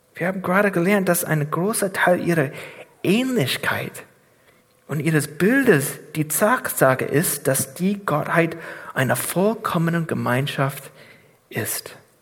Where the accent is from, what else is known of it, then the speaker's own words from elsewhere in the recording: United States; German is a second language; moved away as an adult; now in Germany; Ich bin Amerikaner von Geburt